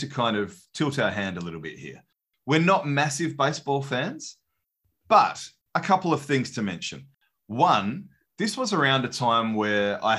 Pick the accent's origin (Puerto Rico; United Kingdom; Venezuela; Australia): Australia; As an Aussie